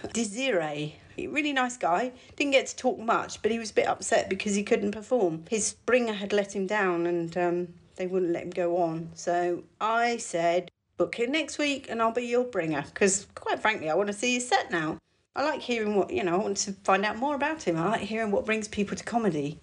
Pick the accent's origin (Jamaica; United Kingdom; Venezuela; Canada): United Kingdom